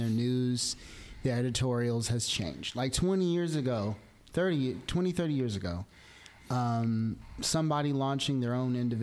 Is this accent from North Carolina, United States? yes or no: no; Arkansas, United States; I grew up in Arkansas